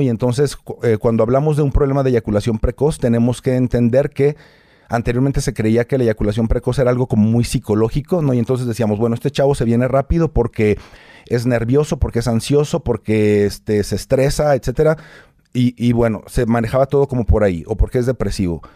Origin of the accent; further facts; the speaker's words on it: Torreón, Coahuila, Mexico; moved away as an adult; now in Mexico City, Mexico; Yo soy de Torreón, Coahuila. Hace 10 años me trajo acá un programa